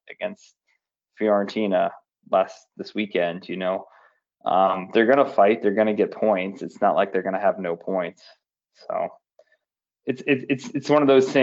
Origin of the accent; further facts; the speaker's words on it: United States; as an American